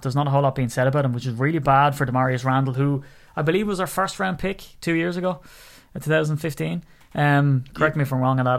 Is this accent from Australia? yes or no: no; Ireland; as an Irishman